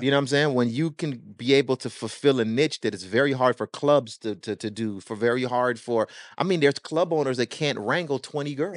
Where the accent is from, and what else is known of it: Miami, Florida, United States; born or raised there; also born or lived in Jamaica